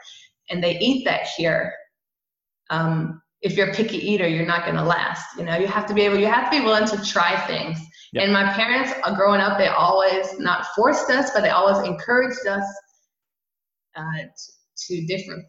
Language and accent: English; Georgia, United States; moved away; also born or lived in Montreal, Canada / Atlanta; I actually grew up in Georgia